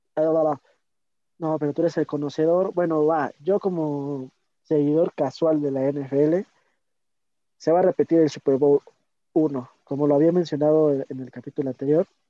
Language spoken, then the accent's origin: Spanish; Mexico; yo como mexicano